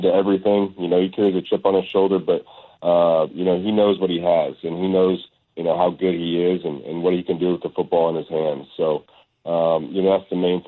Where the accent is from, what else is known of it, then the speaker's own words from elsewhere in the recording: Arizona, United States; I'm from Arizona